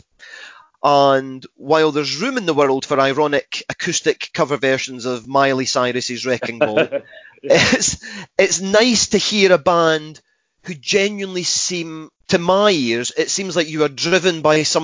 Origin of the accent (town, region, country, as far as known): Scotland, United Kingdom